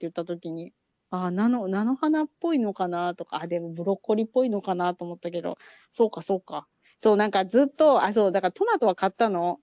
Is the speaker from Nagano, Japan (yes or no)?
no; Chiba, Japan; 私千葉県出身だからさ